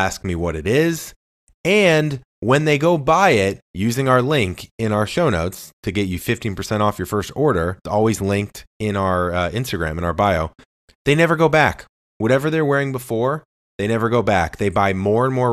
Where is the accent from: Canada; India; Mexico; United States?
United States; St. Louis, Missouri; I'm from St. Louis, Missouri, born and raised